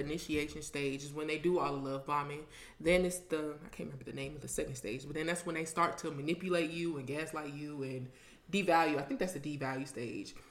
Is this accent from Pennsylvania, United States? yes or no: no; Ohio, United States; moved away; I'm from Ohio